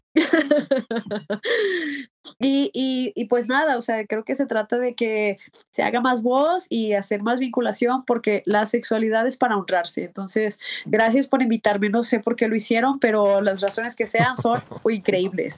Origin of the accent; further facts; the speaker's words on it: Comitán, Chiapas, Mexico; moved away as an adult; now in Mexico City, Mexico; en mi pueblo, yo soy de Comitán, Chiapas